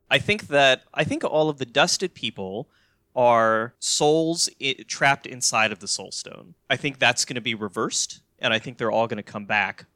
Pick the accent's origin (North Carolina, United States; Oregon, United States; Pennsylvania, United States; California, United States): North Carolina, United States; moved away; I'm originally from North Carolina